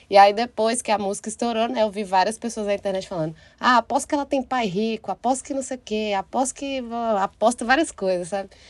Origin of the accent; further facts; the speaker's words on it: Taiobeiras, Minas Gerais, Brazil; moved away as an adult; also born or lived in Montes Claros / Belo Horizonte; now in São Paulo, Brazil; Eu comecei a cantar com 18 anos. Eu, eu saí de Itaiobeiras, fui para Montes Claros para ser cantora. Montes Claros é tipo a maior cidade do norte de Minas.